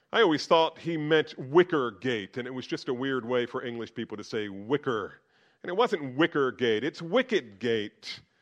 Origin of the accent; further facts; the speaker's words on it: United States; being an American